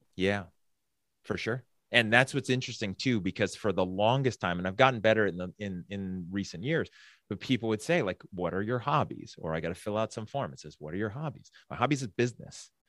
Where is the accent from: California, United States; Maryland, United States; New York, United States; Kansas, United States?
California, United States; San Francisco Bay Area; growing up in the San Francisco Bay Area in the eighties